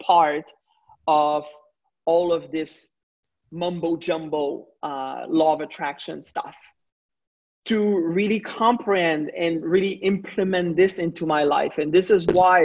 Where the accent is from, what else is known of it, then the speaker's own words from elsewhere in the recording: Quebec, Canada; I'm not coming just from Canada, I'm coming from the French part of Canada